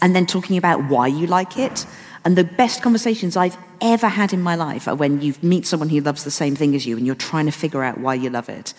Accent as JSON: {"language": "English", "town": "Wolverhampton", "region": "West Midlands", "country": "United Kingdom", "tie": "born or raised there", "moved": "yes", "said": "I'm still living in Wolverhampton with my parents."}